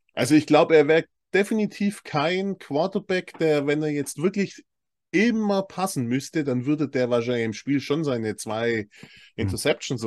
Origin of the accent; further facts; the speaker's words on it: Swabia, Germany; als Schwabe